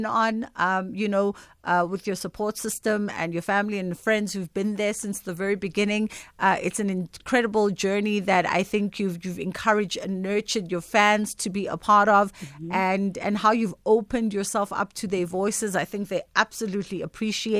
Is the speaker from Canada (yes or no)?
no; South Africa; as South African women